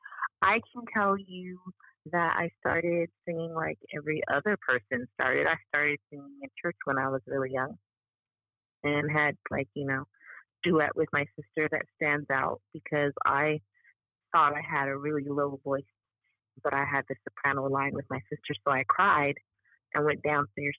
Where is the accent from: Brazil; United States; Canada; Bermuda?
Bermuda; moved away as an adult; I'm from Bermuda